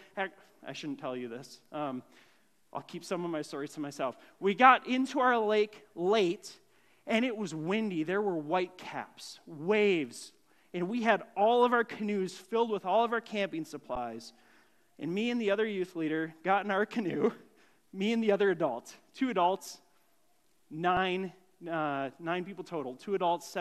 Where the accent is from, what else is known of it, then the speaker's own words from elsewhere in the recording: Grand Marais, Minnesota, United States; as a young kid growing up in Grand Marais